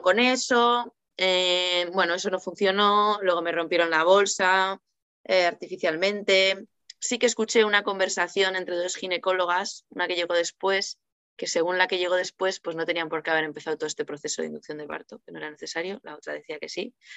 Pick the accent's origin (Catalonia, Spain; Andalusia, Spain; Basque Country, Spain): Basque Country, Spain; Bilbao; now in Cantabria, Spain; yo soy de Bilbao, ahora vivo en Cantabria.